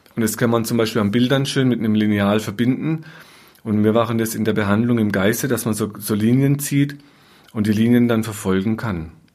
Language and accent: German; Germany; bei uns in Deutschland